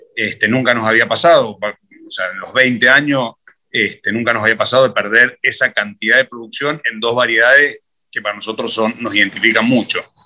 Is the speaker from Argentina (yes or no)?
yes; Barranca, Junín, Mendoza, Argentina; una finca muy bonita, que es donde yo me crié. A mí me terminaba el colegio y me depositaban en esa finca y me iban a, buscar en marzo